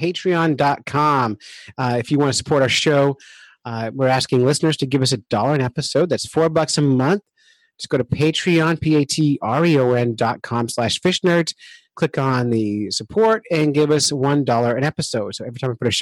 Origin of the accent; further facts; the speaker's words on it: Camden, New Jersey, United States; now in New Hampshire, United States; I'm from Camden, New Jersey